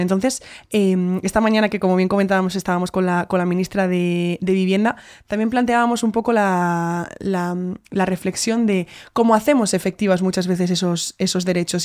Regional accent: Spain; nosotras como españolas

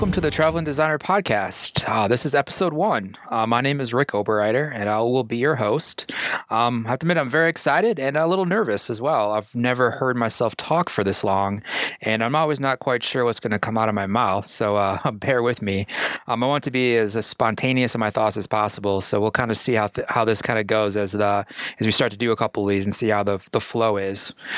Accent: Iowa, United States; moved away as an adult; also born or lived in Denver, Colorado; I'm born in the Midwest. I grew up in Iowa. Uh, I moved to Denver, Colorado in 1999 to go to art school

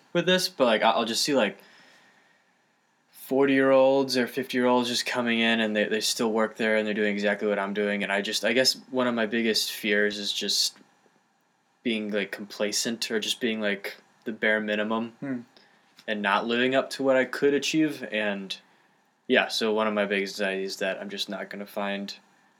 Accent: St. Louis, Missouri, United States; moved away; I'm from St. Louis

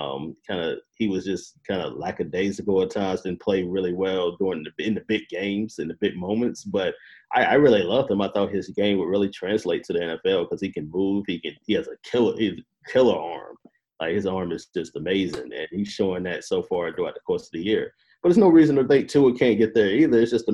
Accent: Carolina, United States; I'm from Carolina, so

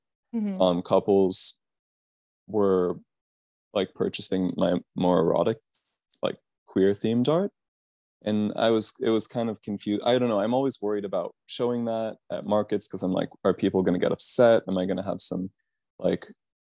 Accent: Tucson, Arizona, United States; growing up in Tucson, it's weird because it feels like a really accepting place to grow up queer

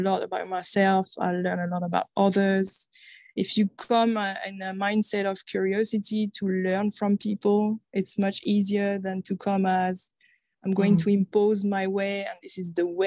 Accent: France; English is a second language; moved away as an adult; So I'm originally from France, you can probably hear

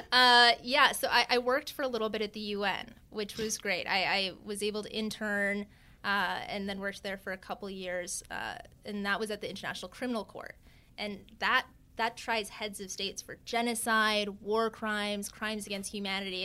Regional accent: Vancouver Island, British Columbia, Canada; now in New York, United States; I, I am Canadian, uh, a Times, a proud Canadian even. Uh, I grew up on Vancouver Island

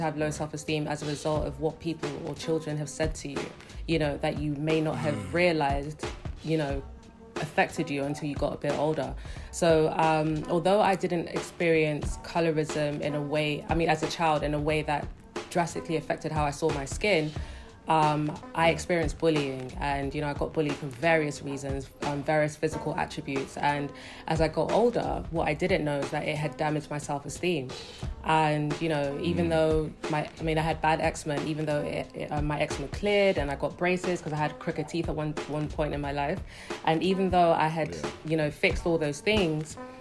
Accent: London, United Kingdom; moved away as an adult; also born or lived in Delta State, Nigeria (ancestral); now in Lagos, Nigeria; Born and raised in London, but I live in Lagos, Nigeria now

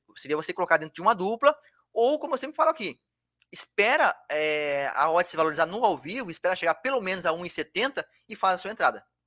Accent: Bagé, Rio Grande do Sul, Brazil; now in Florianópolis, Brazil; eu sou lá do Rio Grande do Sul, eu moro em Floripa, mas eu sou do, sou do Rio Grande do Sul. Imagina você, lá, lá, eu sou da cidade de Bagé, cidade lá do interior, quase divisa com o Uruguai

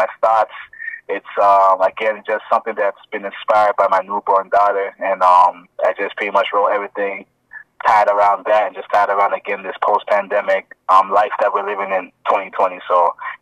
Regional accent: Toronto, Ontario, Canada; also born or lived in Ghana; I'm originally from Ghana, Africa, but, you know, I grew up in Toronto, Jane and Wilson

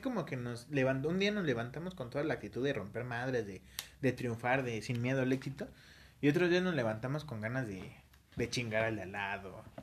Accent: Mexico; somos mexicanos

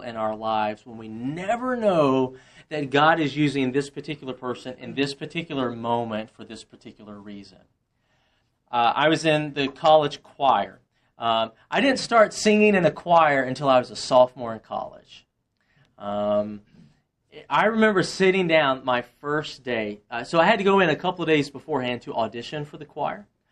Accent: Monroe, Louisiana, United States; moved away as an adult; also born or lived in Slidell, Louisiana / Woodstock; now in Roswell, United States; I grew up in Monroe

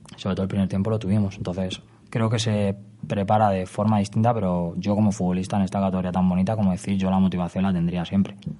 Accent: Madrid, Community of Madrid, Spain; also born or lived in Salamanca; yo soy de Vallecas, me he criado en Vallecas

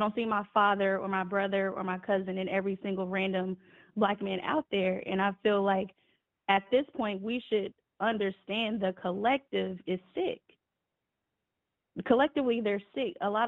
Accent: United States; the U.S. I'll just say the U.S.

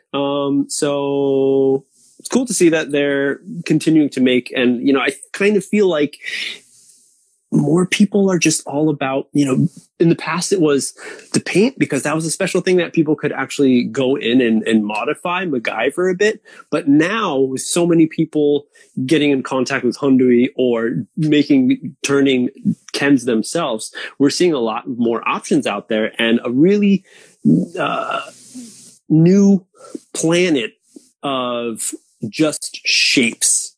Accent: East Coast, United States; moved away as an adult; now in Japan; my hometown, East Coast

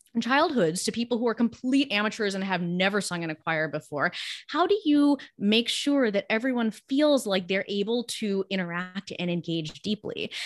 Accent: Los Angeles, California, United States; first language Gujarati; English is a second language; I grew up in Los Angeles

